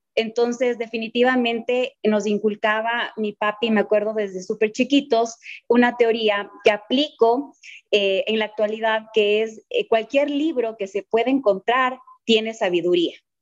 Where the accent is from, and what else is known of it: Ecuador